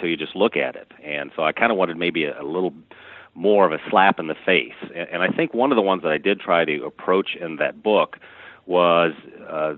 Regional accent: Missouri, United States; moved away as an adult; returned to my home state

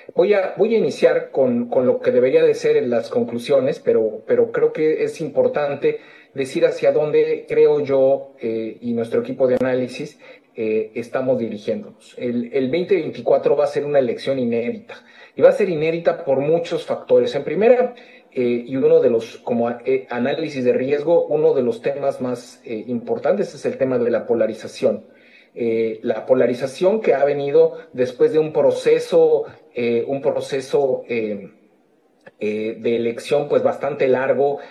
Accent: Mexico; moved away; como mexicano en el exterior

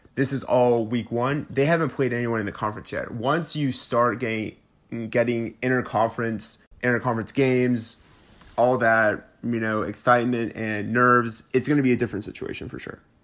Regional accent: Alabama, United States; I'm from Alabama, and I graduated from Alabama.

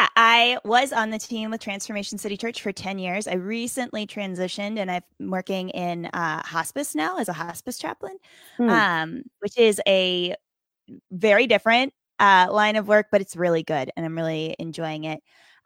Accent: Appalachia, United States; now in Wisconsin, United States; I grew up in right on the West Virginia-Virginia border. So in the Appalachian Mountains. And, I do miss the mountains.

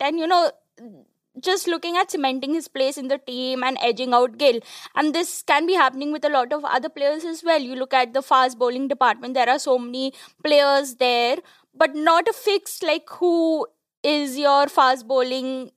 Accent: India; an Indian cricket fan

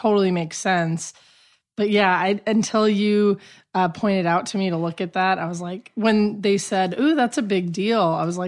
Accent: Albuquerque, New Mexico, United States; also born or lived in Chicago; now in Los Angeles, United States; I'm originally from Albuquerque, New Mexico.

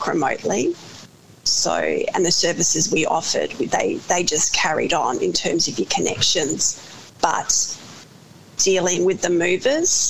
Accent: Hampton, Victoria, Australia; now in South Australia, Australia; growing up in Hampton, it was beautiful

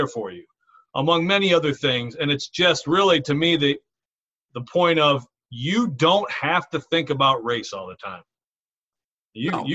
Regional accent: Michigan, United States; my home state of Michigan

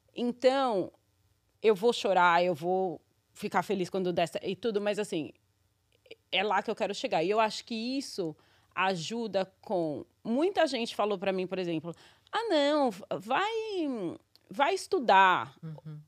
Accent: São Paulo, Brazil; born or raised there; moved away as an adult; now in New York, United States

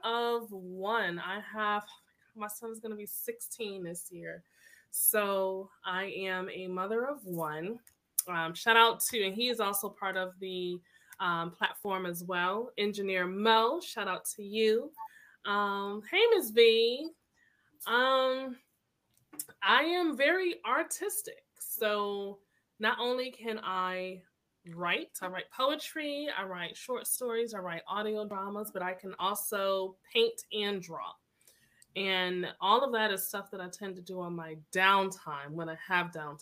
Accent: Hartford, Connecticut, United States; now in Atlanta, United States; I am in Atlanta, Georgia, but I am originally from Hartford, Connecticut

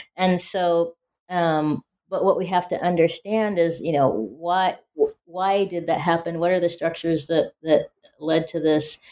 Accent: Spokane, Washington, United States; growing up in Spokane, Washington

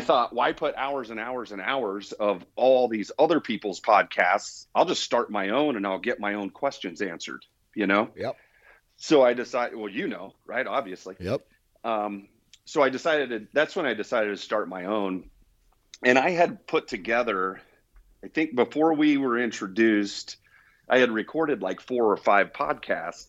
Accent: Indiana, United States; moved away as an adult; now in New Mexico, United States; I was born and raised in Indiana and lived there pretty much all the way through

